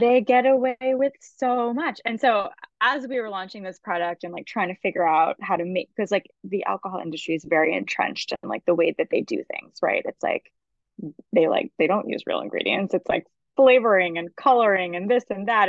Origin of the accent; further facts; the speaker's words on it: Massachusetts, United States; also born or lived in Martha's Vineyard / Connecticut; now in New York City, United States; I'm originally from Massachusetts. Um, I was actually born on Martha's Vineyard